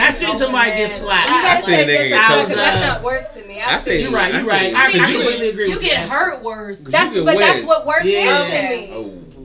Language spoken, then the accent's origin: English; Pittsburgh, Pennsylvania, United States; not just because I'm from Pittsburgh.